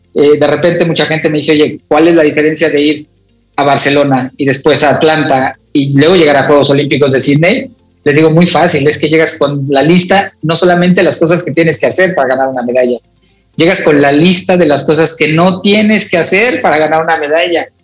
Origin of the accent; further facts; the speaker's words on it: Naucalpan, State of Mexico, Mexico; ahí me crié en la unidad Cuauhtémoc